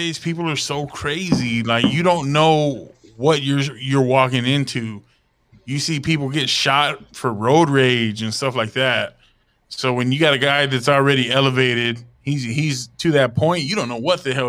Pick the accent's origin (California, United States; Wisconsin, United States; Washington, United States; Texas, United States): Texas, United States; Grand Prairie; We're all from Grand Prairie.